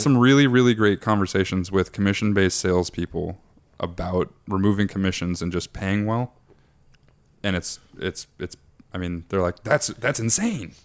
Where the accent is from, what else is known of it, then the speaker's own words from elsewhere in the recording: Aberdeen, Washington, United States; I grew up in Aberdeen, Washington.